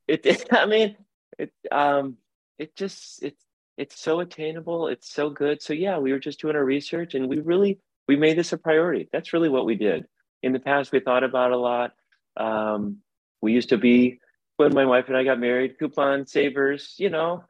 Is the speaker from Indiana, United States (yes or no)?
yes; South Bend, Indiana, United States; moved away as an adult; now in Portland, United States; I'm from South Bend, Indiana. My wife's from Chicago. We've lived out here forever